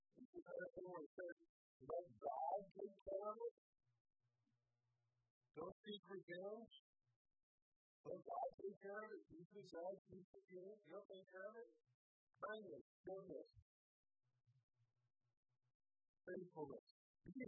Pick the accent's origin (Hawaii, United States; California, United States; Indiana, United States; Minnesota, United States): Indiana, United States; now in Michigan, United States; I grew up in Indiana